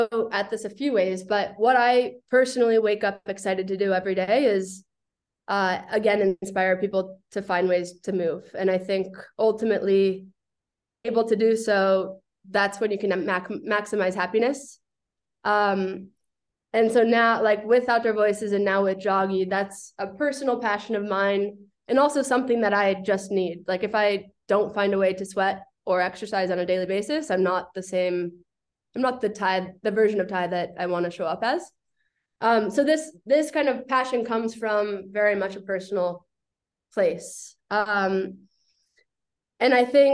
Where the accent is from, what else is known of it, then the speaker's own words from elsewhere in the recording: Boulder, Colorado, United States; moved away as an adult; I grew up in Boulder, Colorado.